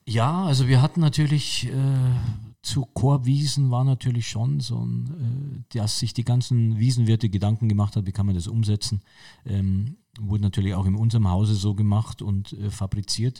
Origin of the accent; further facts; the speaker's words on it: Munich, Bavaria, Germany; ich bin gebürtiger Münchner, ich bin in München-Pasing geboren und äh, ich bin natürlich also ein Münchner Kindl irgendwie und gehöre zu München